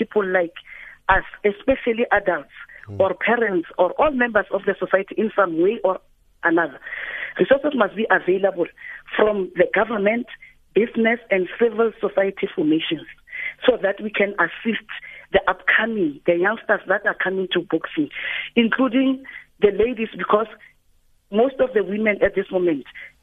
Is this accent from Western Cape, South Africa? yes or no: no; Mahikeng, North West, South Africa; I'm from Lomanyane village in Mahikeng, Northwest Province.